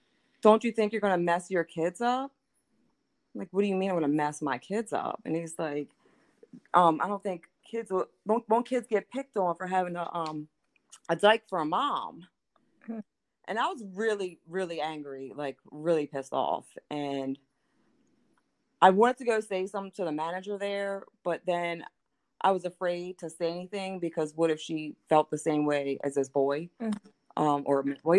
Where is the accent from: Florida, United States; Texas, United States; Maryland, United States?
Maryland, United States; Baltimore; moved away as an adult; now in Hagerstown, United States; I'm from Baltimore